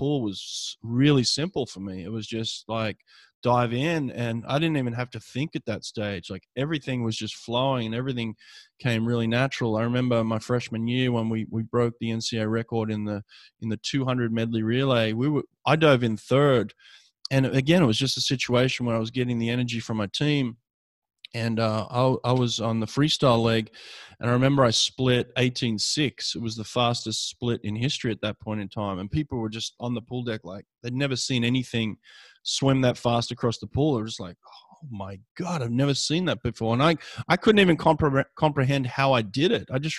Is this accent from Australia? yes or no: yes; Sydney, New South Wales, Australia; moved away as an adult; my hometown in Sydney, Australia